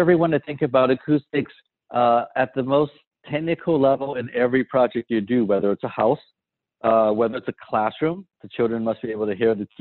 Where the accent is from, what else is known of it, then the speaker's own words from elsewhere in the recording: San Francisco, California, United States; I grew up in San Francisco